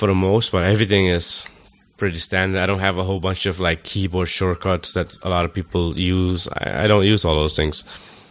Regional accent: Suriname; we're from Suriname

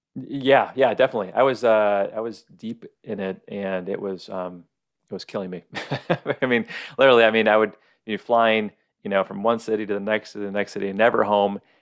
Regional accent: Michigan, United States; also born or lived in Oregon / Arizona; now in Kauai, United States; I grew up in Michigan, loved Michigan.

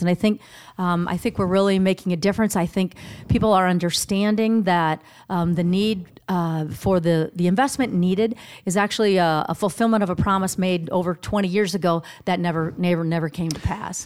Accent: Sioux City, Iowa, United States; also born or lived in Minneapolis, Minnesota / California / Phoenix, Arizona; I was born in Minneapolis, but grew up in Sioux City

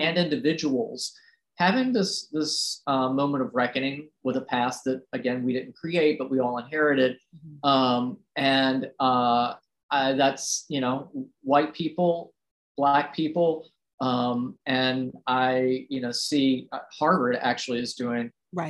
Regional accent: Roanoke, Virginia, United States; I grew up in Roanoke, Virginia, which is a small city

